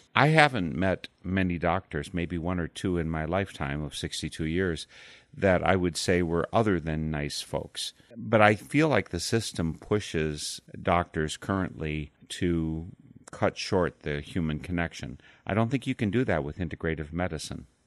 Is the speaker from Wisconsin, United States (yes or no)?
yes; Darlington, Wisconsin, United States; I was born in Darlington, Wisconsin